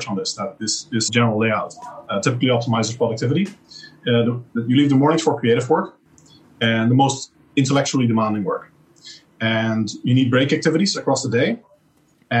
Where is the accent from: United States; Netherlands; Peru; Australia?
Netherlands; moved away; I literally cannot go to my home country